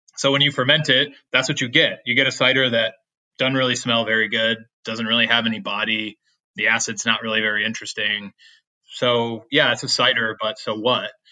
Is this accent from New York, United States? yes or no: yes; Williamson, New York, United States; now in Walden, United States; my hometown is a little place called Williamson, New York.